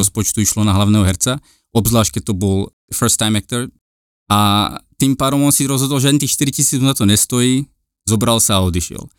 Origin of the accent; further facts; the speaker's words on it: Slovakia; moved away as an adult; also born or lived in London / New York; now in Los Angeles, United States; prečo som odišiel zo Slovenska už veľmi mladý